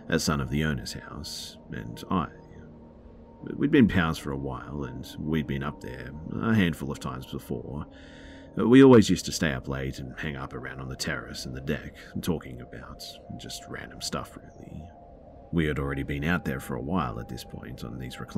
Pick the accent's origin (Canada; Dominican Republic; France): Dominican Republic; this happened about 13 or 14 years ago in my home country, the Dominican Republic. I'm 30 now, so